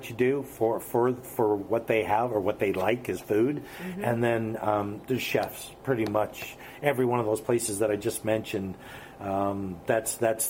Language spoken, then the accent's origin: English; Canada; I am a Canadian. I'm a 100% Canadian